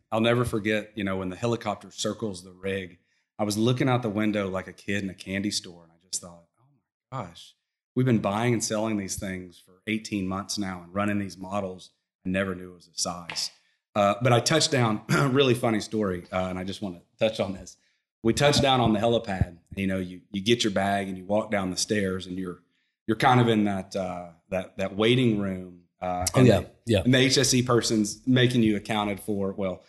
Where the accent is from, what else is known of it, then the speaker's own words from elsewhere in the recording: Arkansas, United States; moved away as an adult; now in Houston, United States; I came to Houston from Arkansas to be a natural gas trader.